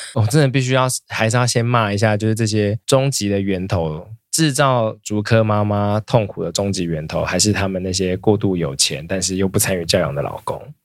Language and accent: Chinese; Taoyuan, Taiwan; 我小时候在桃园读的国中是，是流氓学校，就是每一个班都会有两三个流氓那种